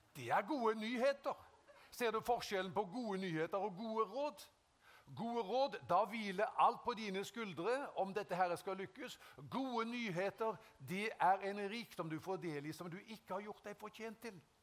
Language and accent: Norwegian; Haugesund, Rogaland, Norway; jeg ble frelst i 1974 hjemme i Haugesund